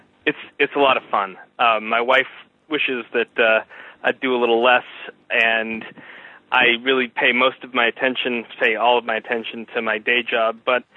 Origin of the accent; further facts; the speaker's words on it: outside of Boston, Massachusetts, United States; where I grew up outside of Boston